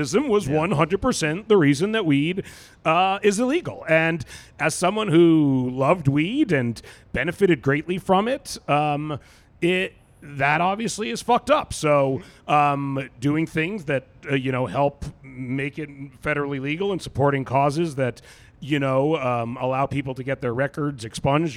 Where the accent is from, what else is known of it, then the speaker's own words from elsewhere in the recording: Vancouver, British Columbia, Canada; moved away as an adult; now in United States; I'm from Vancouver, British Columbia, which is one of the most like weed liberal cities in the world